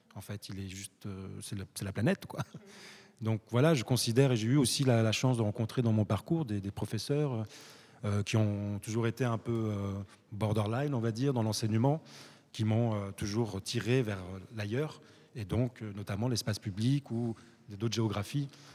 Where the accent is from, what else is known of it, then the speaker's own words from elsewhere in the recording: France; moved away as an adult; also born or lived in Morocco; now in Brussels, Belgium; je suis né au Maroc, je suis allé très très jeune en France où j'ai fait mes études, j'ai grandi